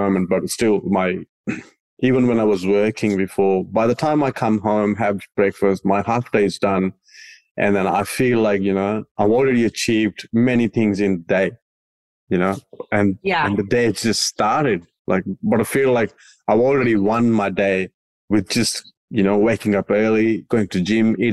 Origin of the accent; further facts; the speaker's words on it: India; English is a second language; moved away; I come from India